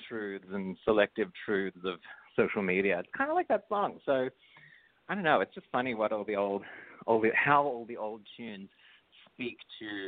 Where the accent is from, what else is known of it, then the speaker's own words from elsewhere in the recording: Australia; now in United States; I'm Australian. All my family's all Australian.